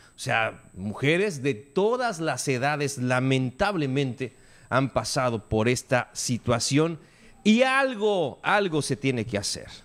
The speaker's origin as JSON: {"language": "Spanish", "country": "Mexico", "said": "como mexicanos"}